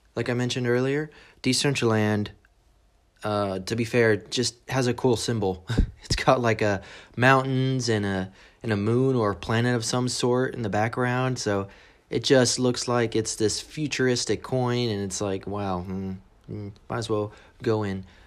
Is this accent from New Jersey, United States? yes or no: no; San Antonio, Texas, United States; moved away as an adult; now in England, United Kingdom; I was born in San Antonio, Texas.